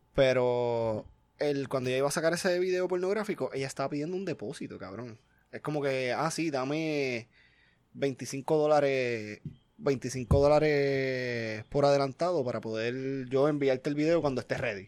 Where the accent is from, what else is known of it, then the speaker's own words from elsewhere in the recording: Puerto Rico; moved away; yo soy de Puerto Rico